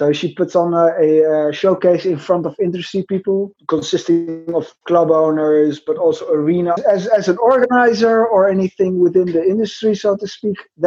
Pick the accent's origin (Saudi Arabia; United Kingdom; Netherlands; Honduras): Netherlands; I'm from Holland, the Netherlands, in Europe.